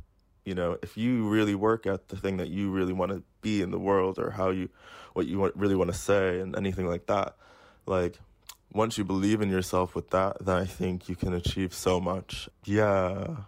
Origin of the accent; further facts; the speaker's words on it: United States; now in United Kingdom; I grew up like black in the United States. I live as a black person in Britain.